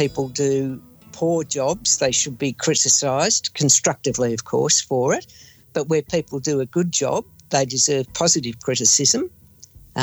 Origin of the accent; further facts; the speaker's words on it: Werribee, Victoria, Australia; I'm from Werribee, near Melbourne, in Victoria, Australia.